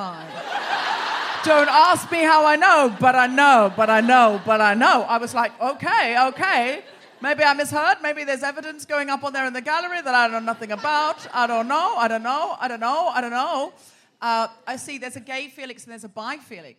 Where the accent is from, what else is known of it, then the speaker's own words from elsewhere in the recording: Australia; now in London, United Kingdom; I'm from Australia